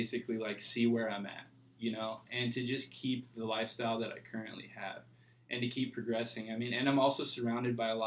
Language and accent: English; Huntington Beach, California, United States; also born or lived in Midwest; I moved out here when I was 2 years old. And then moved to Huntington Beach when I was 7